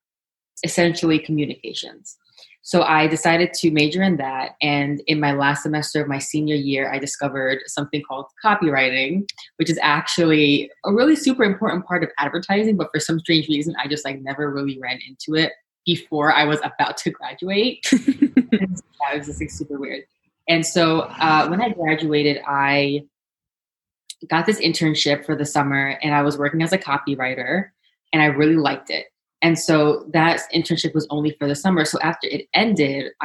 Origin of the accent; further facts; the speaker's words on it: New York City, New York, United States; also born or lived in Manhattan; right now I live in Manhattan, but I was born and raised in Brooklyn.